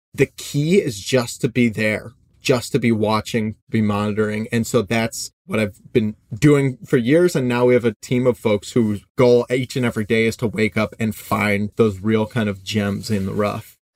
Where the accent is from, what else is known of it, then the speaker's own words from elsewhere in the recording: Midwest, United States; I grew up in the Midwest, very easygoing